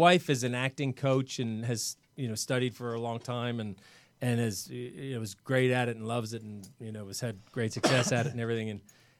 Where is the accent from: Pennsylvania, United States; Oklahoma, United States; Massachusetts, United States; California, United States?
Massachusetts, United States; Boston; now in Los Angeles, United States; I'm from Boston.